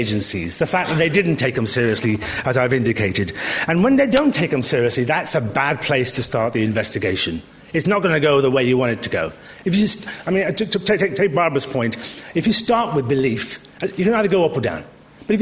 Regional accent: Birmingham, West Midlands, United Kingdom; Now, I was born in Birmingham.

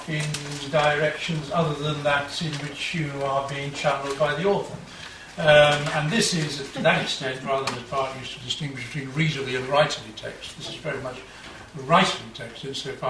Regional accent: Liverpool, North West England, United Kingdom; I was brought up in Liverpool in a lower middle class family

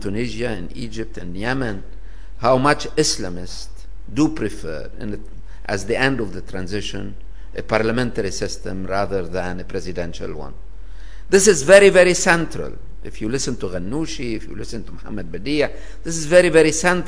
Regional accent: Lebanon; now in Paris, France; my home country, Lebanon

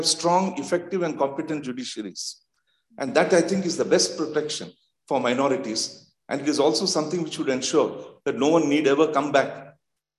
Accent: India; I'm from India

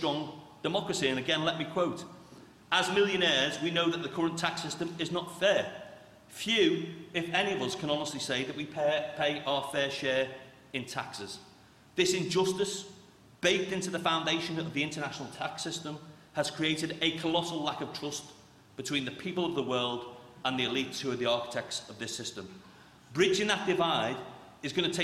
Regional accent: Merseyside, North West England, United Kingdom; I grew up in Merseyside in the 1980s and 1990s.

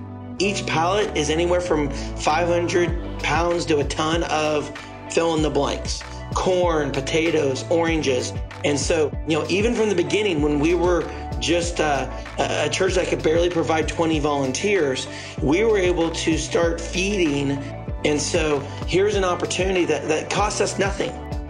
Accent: Kansas City, Missouri, United States; first language English; This is where I'm from. So I grew up here.

